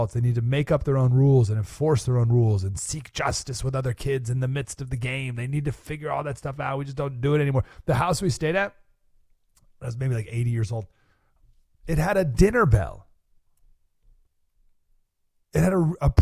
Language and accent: English; Skaneateles, New York, United States; now in Nashville, United States; Went to my hometown, Skinny Atlas, New York